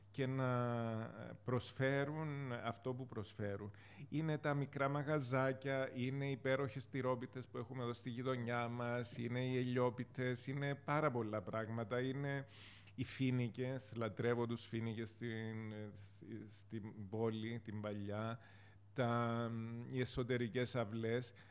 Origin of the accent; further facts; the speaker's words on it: Famagusta, Famagusta District, Cyprus; also born or lived in Limassol; now in Nicosia, Cyprus; Εγώ είμαι από την Αμόχωστο. Ε, φεύγοντας από την Αμόχωστο το 1974, καταλήξαμε με την οικογένειά μου στην ε, Λεμέσο.